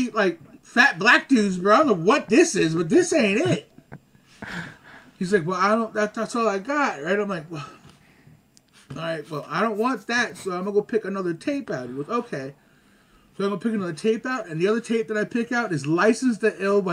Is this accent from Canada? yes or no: yes; Montreal, Quebec, Canada; I'm from Lachine. That's how we said it